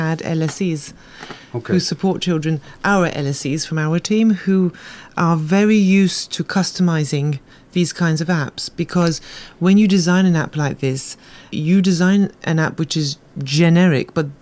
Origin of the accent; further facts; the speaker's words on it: United Kingdom; now in Malta; being a person myself who was raised in the UK and came to Malta